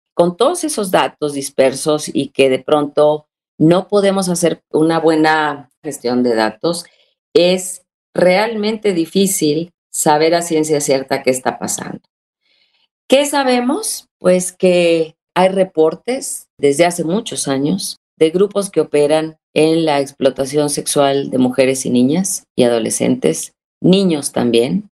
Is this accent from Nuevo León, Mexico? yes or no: yes; Monterrey, Nuevo León, Mexico